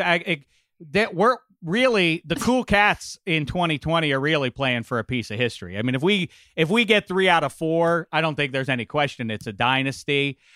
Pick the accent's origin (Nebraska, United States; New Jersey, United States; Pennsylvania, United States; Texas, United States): Pennsylvania, United States; Pittsburgh; I grew up in Pittsburgh